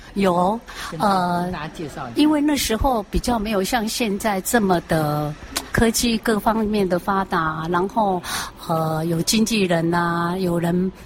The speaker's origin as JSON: {"language": "Chinese", "region": "Taichung", "country": "Taiwan", "said": "九岁就跑到电台啊，哦，台中，我是台中人，啊，台中农民电台呢，去歌唱比赛"}